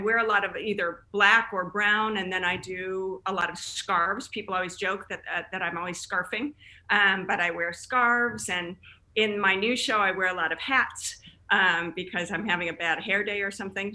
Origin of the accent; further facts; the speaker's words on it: Chicago, Illinois, United States; moved away as an adult; also born or lived in Denver, Colorado / Boston / St. Louis; now in California, United States; Originally from Chicago. I grew up in the Chicago area.